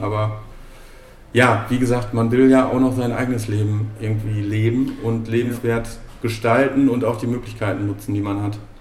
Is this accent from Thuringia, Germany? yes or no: no; Bochum, North Rhine-Westphalia, Germany; ich bin in, im Bochumer Süden groß geworden